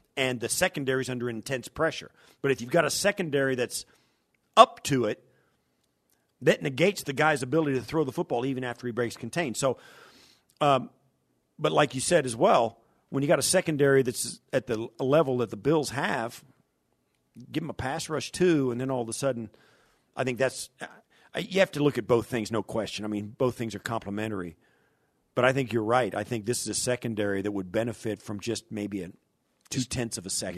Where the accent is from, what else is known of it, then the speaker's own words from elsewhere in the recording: Kansas, United States; moved away; I grew up in, in Kansas